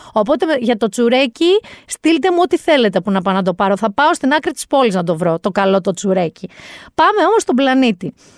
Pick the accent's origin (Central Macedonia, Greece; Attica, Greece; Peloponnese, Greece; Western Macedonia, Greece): Peloponnese, Greece; Mani; Προέρχομαι από μία περιοχή η καταγωγή μου είναι από τη Μάνη. Στη Μάνη Θυμάμαι μικρή